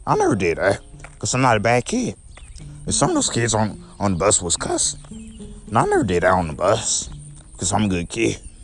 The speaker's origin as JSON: {"language": "English", "town": "St. Louis", "region": "Missouri", "country": "United States", "tie": "born or raised there", "also_born_or_lived": "Belleville, Illinois", "said": "I came to St. Louis when I was nine years old, so uh, I've been in St. Louis my whole life"}